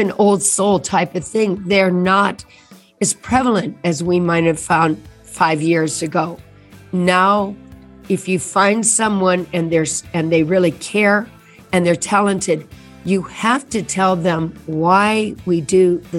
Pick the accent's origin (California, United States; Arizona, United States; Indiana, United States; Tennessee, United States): Indiana, United States; Indianapolis; I grew up in Indianapolis, Indiana, and that's the heartland.